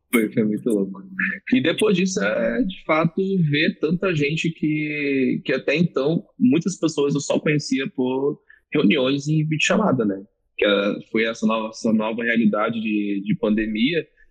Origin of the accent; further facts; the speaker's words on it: Rio de Janeiro, Brazil; moved away as an adult; also born or lived in Northeast Brazil; now in Rio Grande do Sul, Brazil; sou nordestino, cresci no Rio de Janeiro e hoje moro no Rio Grande do do Sul há quase 15 anos, então são uma mistura de sotaques